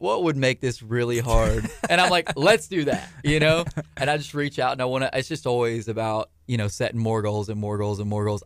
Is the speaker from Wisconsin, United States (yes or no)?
no; Angleton, Texas, United States; also born or lived in Galveston, Texas; at the time we were from Angleton